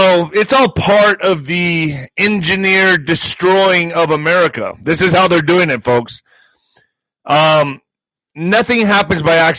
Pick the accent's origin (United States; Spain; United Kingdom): United States; El Paso, Texas; El Paso's getting 10,000 refugees to Fort Bliss, my hometown.